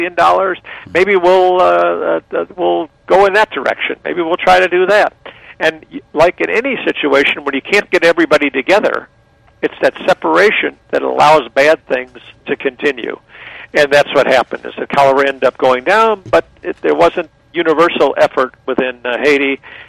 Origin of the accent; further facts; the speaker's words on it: Germany; now in Los Angeles, United States; I was born originally in Germany, so I could probably, if I needed to, get by in Germany